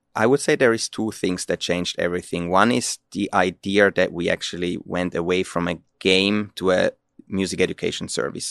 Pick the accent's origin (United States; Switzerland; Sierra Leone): Switzerland; moved away as an adult; now in Finland; I'm originally from Switzerland